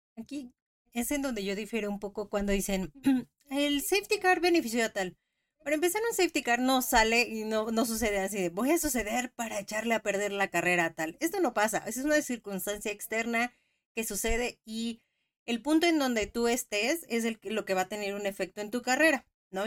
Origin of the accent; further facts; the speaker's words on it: Mexico; Como mexicanos